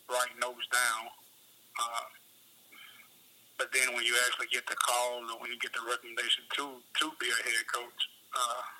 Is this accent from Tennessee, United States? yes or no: yes; Memphis, Tennessee, United States; also born or lived in Chattanooga; I want to go back to my hometown and kind of be an impact in my hometown.